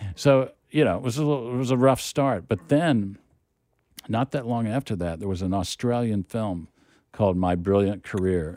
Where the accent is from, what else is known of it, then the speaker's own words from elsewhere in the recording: Oklahoma City, Oklahoma, United States; moved away as an adult; also born or lived in Austin, Texas / New York; now in Los Angeles, United States; I grew up in Oklahoma City